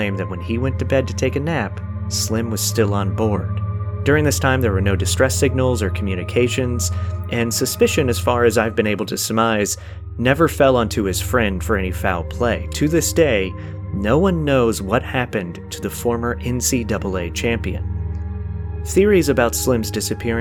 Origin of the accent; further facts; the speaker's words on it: Orlando, Florida, United States; the Orlando Magic, my hometown favorite team